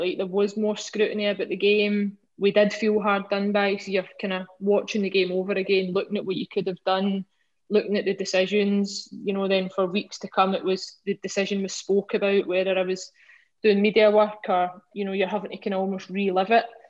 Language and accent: English; Scotland, United Kingdom; As a Scottish sports person